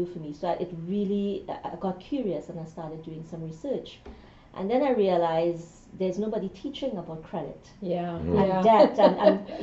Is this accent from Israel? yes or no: no; Trinidad & Tobago; moved away as an adult; also born or lived in England; now in Ottawa, Canada; I'm originally from Trinidad and Tobago